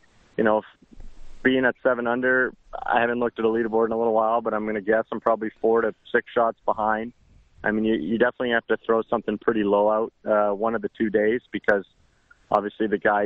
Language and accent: English; Langley, British Columbia, Canada; moved away as an adult; also born or lived in South Louisiana; now in Houston, United States; I grew up in Langley, B.C.